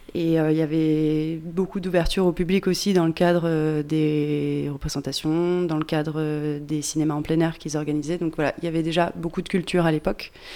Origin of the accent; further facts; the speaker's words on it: Pilat, Auvergne-Rhône-Alpes, France; moved away as an adult; je suis originaire du Pilat